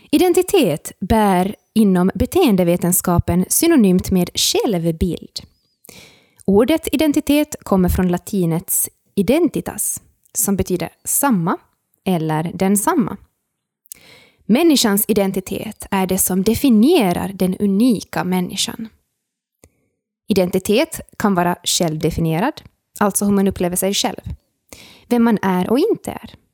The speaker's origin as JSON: {"language": "Swedish", "region": "Ostrobothnia", "country": "Finland", "moved": "yes", "lives_now": "Turku, Finland", "said": "jag är österbottning, jag är finlandssvensk, jag är studerande."}